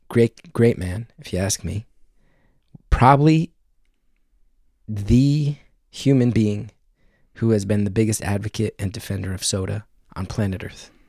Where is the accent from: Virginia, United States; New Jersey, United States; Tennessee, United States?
New Jersey, United States; also born or lived in New York; I grew up in New Jersey